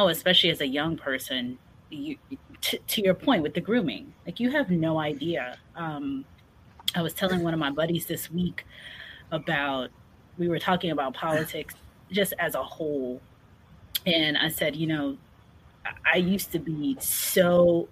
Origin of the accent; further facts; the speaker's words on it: New York, United States; I grew up in New York